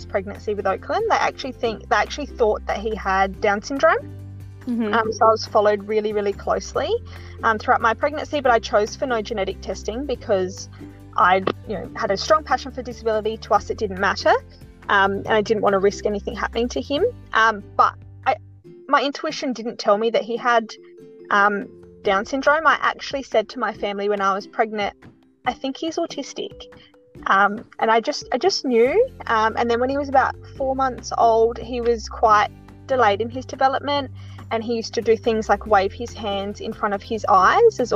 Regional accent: South Australia, Australia; I'm from South Australia, in Australia.

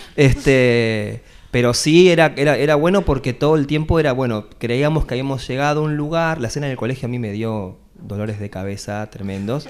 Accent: Carmen de Patagones, Buenos Aires Province, Argentina; now in La Plata, Argentina; soy de, Patagones, de hecho con Javier hicimos el primario y el, secundario juntos

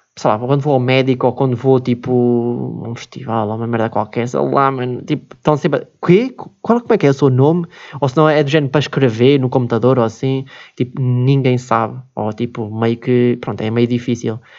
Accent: Switzerland; now in Portugal; nasci na Suíça, né? E pronto, nasci na Suíça

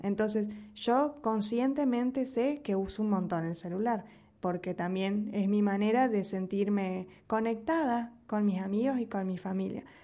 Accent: Argentina; now in Mexico; yo como argentina contando mi experiencia en México

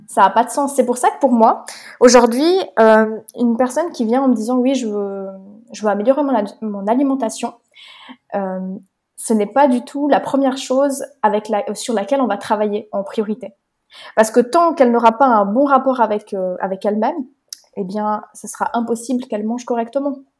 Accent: Switzerland; moved away as an adult; also born or lived in Romania; je viens de Suisse. Je suis née en Suisse et actuellement, je suis nomade.

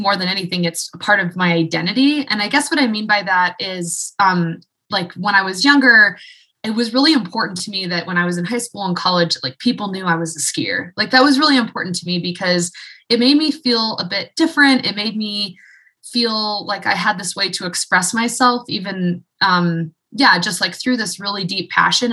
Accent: Santa Fe, New Mexico, United States; moved away as an adult; also born or lived in Portland / Utah / Salt Lake City; now in Fernie, Canada; I was born and raised in Santa Fe, New Mexico

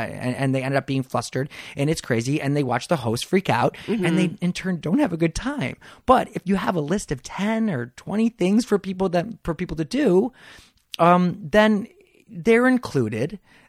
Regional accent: Detroit, Michigan, United States; You know, I grew up in Detroit, Michigan, where I was definitely a different kid. I was bullied, and I come from a sports family.

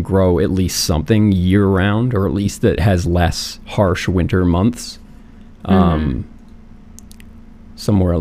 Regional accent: Canada; I am Canadian, so, you know, I love my Canadian roots

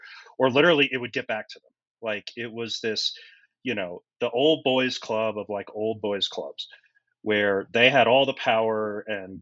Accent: United States; also born or lived in Pennsylvania; I grew up just outside of New York City.

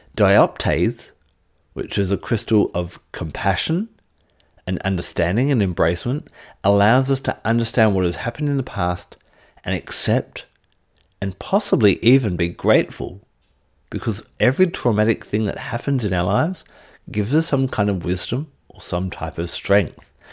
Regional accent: Australia; my home state of Australia

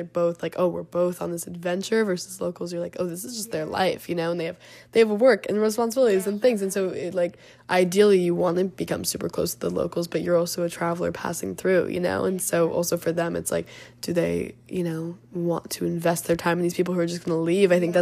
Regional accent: United States; as an American

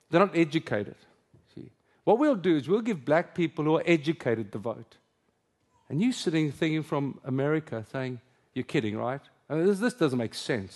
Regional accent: South Africa; first language Afrikaans; English is a second language; moved away as an adult; now in United States; English is my second language. Afrikaans is my first. It's my home language

